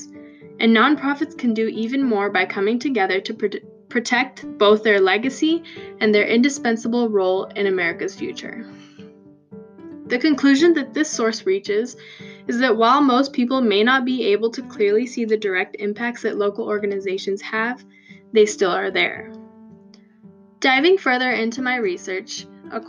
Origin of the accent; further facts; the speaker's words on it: Boise, Idaho, United States; Growing up in the Latino community in Boise, Idaho, groups like Mujeres Unidas de Idaho have always been around me.